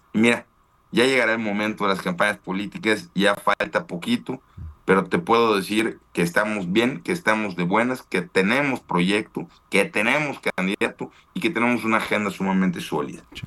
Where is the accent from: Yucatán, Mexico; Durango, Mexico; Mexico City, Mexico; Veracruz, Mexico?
Yucatán, Mexico; como yucateco, que me la paso dos o tres días a la semana en la, en la Ciudad de México